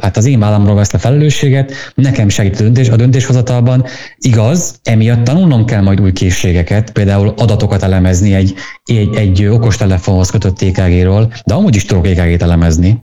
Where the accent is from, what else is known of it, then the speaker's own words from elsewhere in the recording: Szabolcs-Szatmár-Bereg, Hungary; Én Szabolcsi vagyok